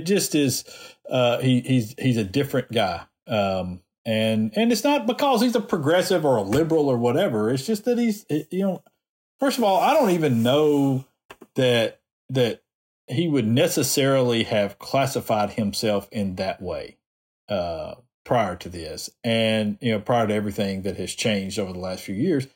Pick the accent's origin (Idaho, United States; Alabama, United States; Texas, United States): Alabama, United States; I was born in Alabama, raised here